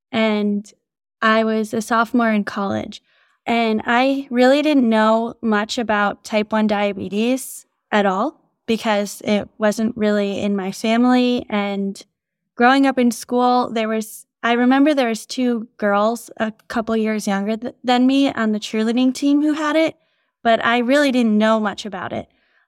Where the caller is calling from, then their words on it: New York City, New York, United States; From New York City today.